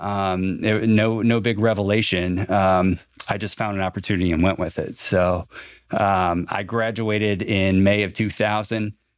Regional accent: Fort Wayne, Indiana, United States; I grew up on the southeast side of Fort Wayne.

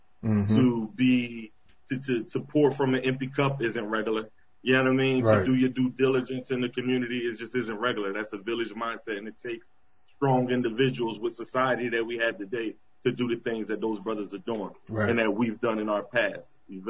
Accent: Bridgeton, New Jersey, United States; moved away as an adult; also born or lived in Gouldtown, New Jersey; now in Atlanta, United States; So, I'm from Bridgeton, Gould Town, both. Right, grew up in Bridgeton, yeah. 7th, 8th grade, went to Gould Town, went to Cumberland.

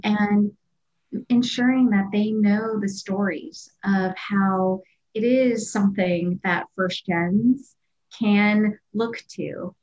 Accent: Culver City, California, United States; I grew up um, in Los Angeles, and I grew up in Culver City

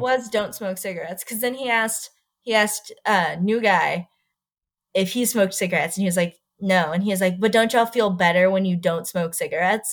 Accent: Texas, United States; born or raised there

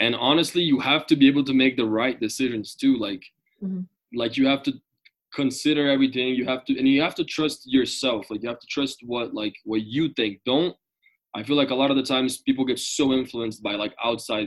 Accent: Brazil; moved away as an adult; also born or lived in Denver; I'm from Brazil

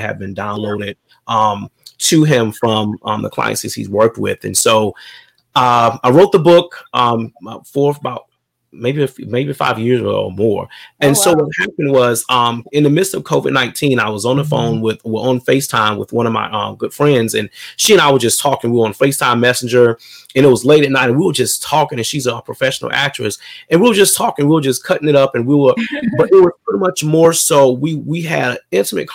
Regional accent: Sumter, South Carolina, United States; So I was born in a big city of Sumter, South Carolina, but in a little small area. Grew up with it's seven siblings

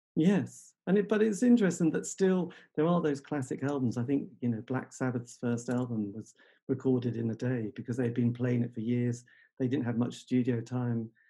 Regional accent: England, United Kingdom; being English

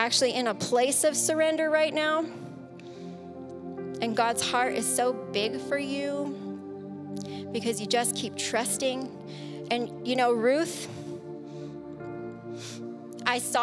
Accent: San Diego, California, United States; moved away; we're from San Diego

